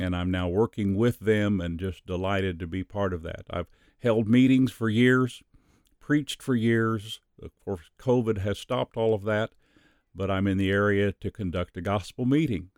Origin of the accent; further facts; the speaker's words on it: Missouri, United States; moved away as an adult; also born or lived in Sacramento, California; I was born and raised in Missouri